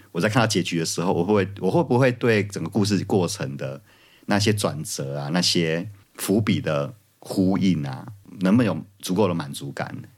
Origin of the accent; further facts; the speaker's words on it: Kaohsiung, Taiwan; moved away; 身为高雄人